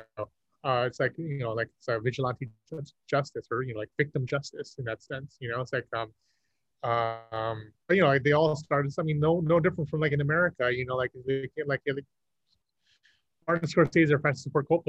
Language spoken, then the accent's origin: English; Vietnam; I mean, you know, I am Vietnamese. I'm not a Vietnamese citizen. I know I was born and raised in Vietnam.